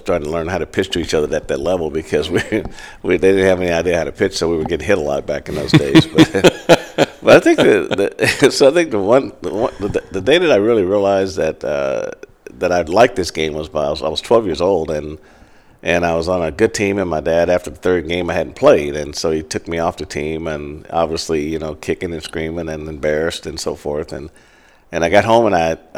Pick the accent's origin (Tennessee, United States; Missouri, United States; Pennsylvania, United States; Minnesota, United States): Missouri, United States; Kansas City; also born or lived in Greenville, Mississippi; moved to Kansas City in second grade. And I grew up at 29th and Olive in Midtown Kansas City